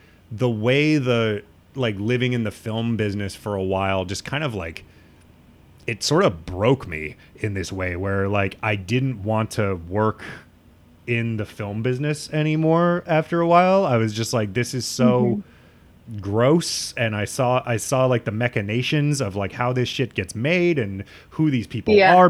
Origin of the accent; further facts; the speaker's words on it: Midwest, United States; moved away as an adult; now in New York, United States; coming from the Midwest